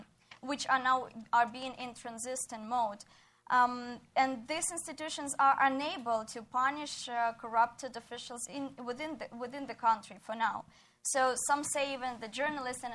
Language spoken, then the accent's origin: English; Ukraine; English is a second language; my country, my home country, Ukraine